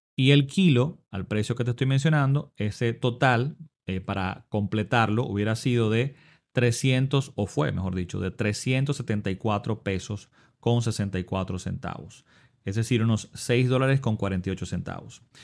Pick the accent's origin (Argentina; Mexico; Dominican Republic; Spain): Dominican Republic; mi país